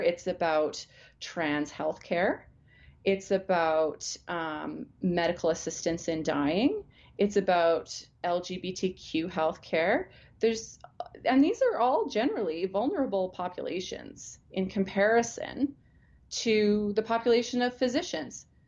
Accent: Alberta, Canada; I grew up in Alberta. I was born here. I've lived the vast majority of my life here

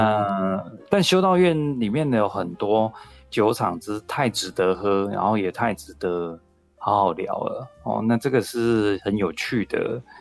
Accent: Taiwan; 然后我觉得这些可爱的天主教修士，我觉得一定是像我们台湾人说的这种最 key 刚

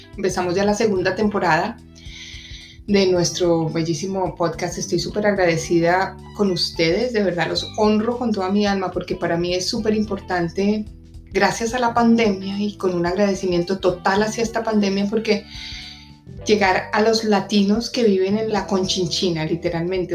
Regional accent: Colombia; now in Washington, United States; En mi país de origen, que es, eh, es, Colombia

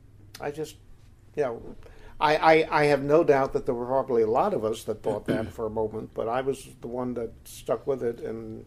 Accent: Morris County, New Jersey, United States; also born or lived in Guttenberg, Hudson County, New Jersey; I come from Morris County, actually.

